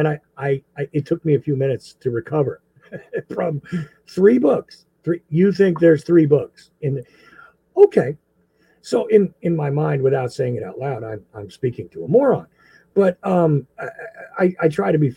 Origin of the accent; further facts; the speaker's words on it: New Jersey, United States; moved away; I was from Jersey